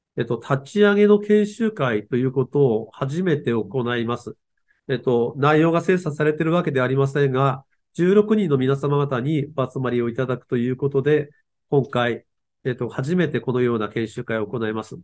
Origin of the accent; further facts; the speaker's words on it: Aomori, Japan; 青森の人なんですけど